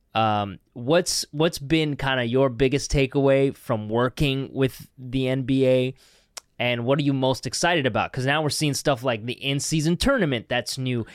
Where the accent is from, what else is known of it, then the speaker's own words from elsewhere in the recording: Canada; as a Canadian